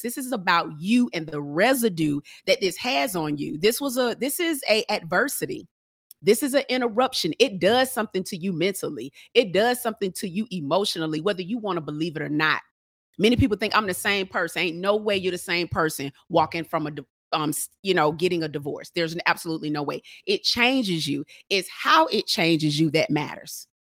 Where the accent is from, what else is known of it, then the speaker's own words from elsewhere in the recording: Atlanta, Georgia, United States; I'm from Atlanta